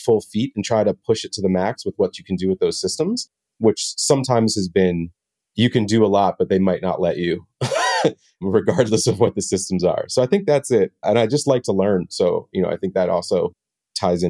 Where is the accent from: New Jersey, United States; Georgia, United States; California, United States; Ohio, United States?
New Jersey, United States; moved away; also born or lived in Washington, D.C.; I'm from Jersey originally, actually